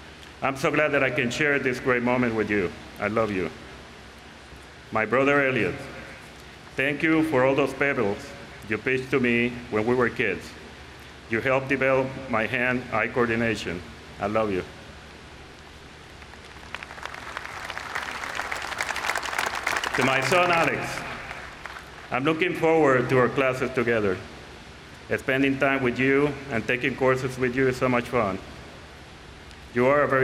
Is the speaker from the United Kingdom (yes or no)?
no; Puerto Rico; moved away as an adult; also born or lived in Seattle; when I was growing up in Puerto Rico